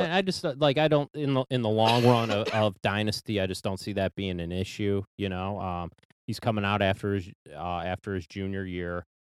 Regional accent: Cleveland, Ohio, United States; we're from Cleveland

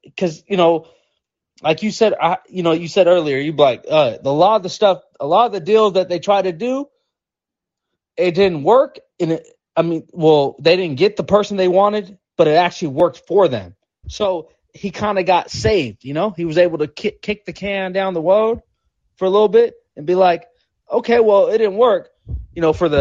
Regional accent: Seattle, Washington, United States; I'm from Seattle

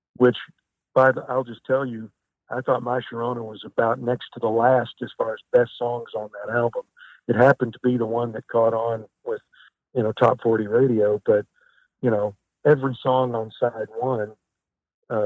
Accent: Kennett, Missouri, United States; I'm from Kennett, Missouri

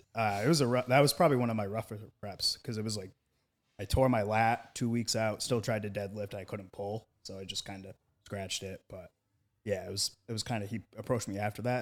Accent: Maine, United States; my home state at U Maine.

